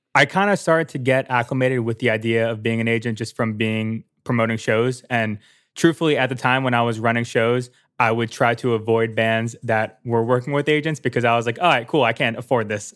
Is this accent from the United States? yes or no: yes; New Jersey, United States; moved away as an adult; also born or lived in Philadelphia; I was born and raised in New Jersey.